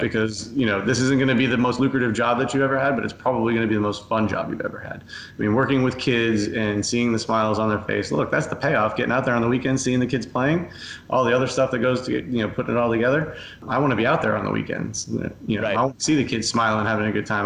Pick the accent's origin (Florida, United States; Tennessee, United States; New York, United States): Florida, United States; Coral Springs; I grew up in Coral Springs, uh, the son of a local pediatrician.